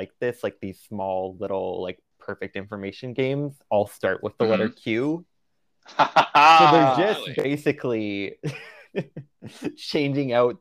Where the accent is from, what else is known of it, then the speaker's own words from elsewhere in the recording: Canada; I'm from Canada